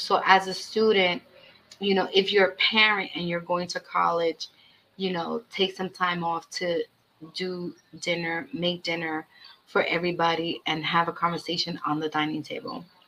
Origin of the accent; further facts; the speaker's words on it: New York City, New York, United States; also born or lived in Brooklyn; I was raised in Washington Heights and now I live in the Bronx